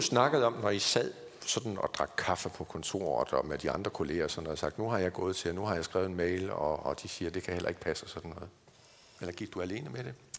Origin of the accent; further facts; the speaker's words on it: Aarhus, Central Denmark Region, Denmark; moved away as an adult; Jeg kommer oprindeligt fra Aarhus og Jeg har boet der hele mit liv indtil for nogle 10 år siden